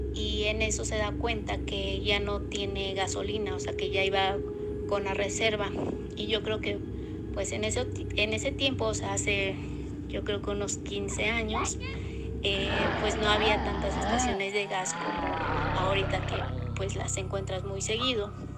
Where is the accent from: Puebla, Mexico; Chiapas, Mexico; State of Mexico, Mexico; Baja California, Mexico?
State of Mexico, Mexico; Metepec; Nosotros somos del Estado de México, de Metepec